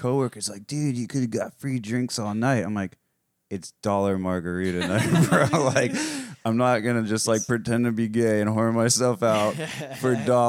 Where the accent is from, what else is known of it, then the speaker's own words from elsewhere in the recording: South Florida, United States; I'm from South Florida. I've been exposed to the gay community my whole life.